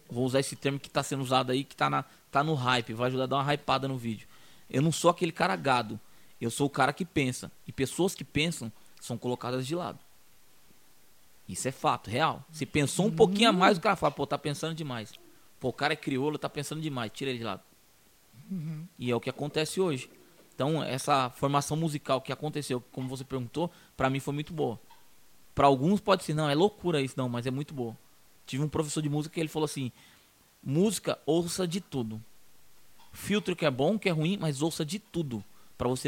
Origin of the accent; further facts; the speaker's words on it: Minas Gerais, Brazil; now in São Paulo, Brazil; eu vim de São, vim de Minas para São Paulo já conhecendo o evangelho.